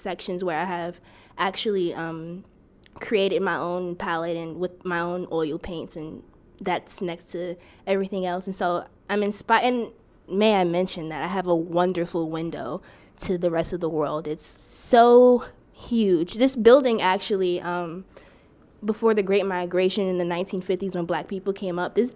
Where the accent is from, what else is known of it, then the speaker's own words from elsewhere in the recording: East Orange, New Jersey, United States; I'm from East Orange